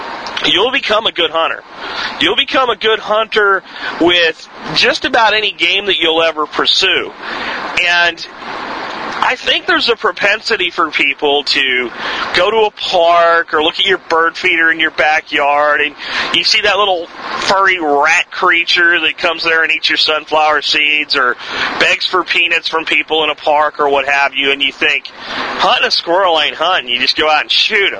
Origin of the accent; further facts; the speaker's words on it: Pennsylvania, United States; now in Texas, United States; I grew up in Pennsylvania hunting squirrels